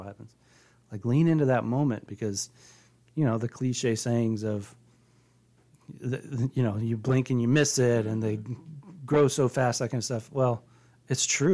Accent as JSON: {"language": "English", "region": "Colorado", "country": "United States", "tie": "born or raised there", "said": "I grew up in Colorado"}